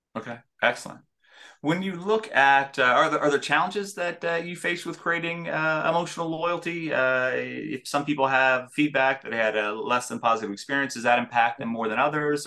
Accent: Denver, Colorado, United States; growing up in Denver

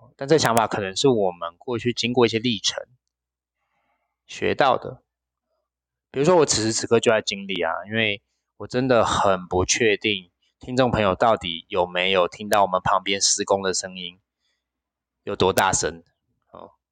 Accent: Penghu County, Taiwan; moved away; 我的老家澎湖

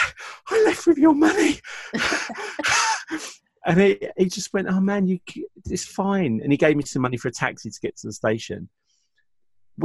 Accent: England, United Kingdom; I'm from England.

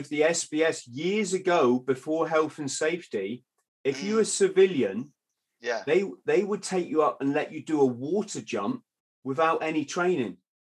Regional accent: South of England, United Kingdom; I come from the south, and it's heavily Navy down here.

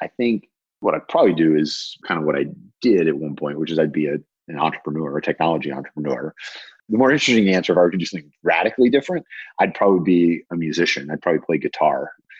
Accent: the South, United States; I was taught to cook by my grandmothers growing up in the South.

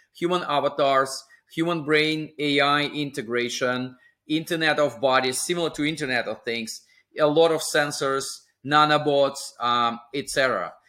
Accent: small town on the Sea of Japan, Russian Far East, Russia; moved away; my hometown was within the U S S R in the Far East, uh, just across California through Pacific Ocean

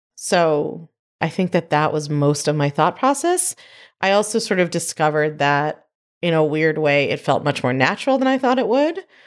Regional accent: New York, United States; I'm a New Yorker

